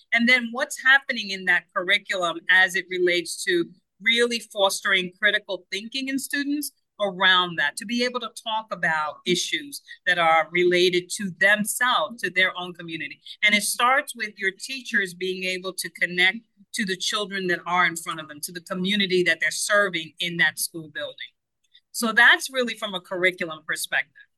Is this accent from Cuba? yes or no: yes; Cuba; first language Spanish; English is a second language; now in United States; forever second language learner born in Cuba. And so my first language is Spanish.